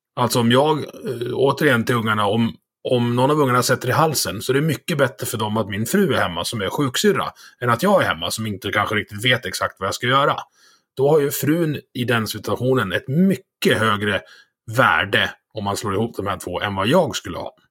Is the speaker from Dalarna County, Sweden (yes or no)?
yes; Dalarna County, Sweden; sjön där, där jag, där jag är uppvuxen.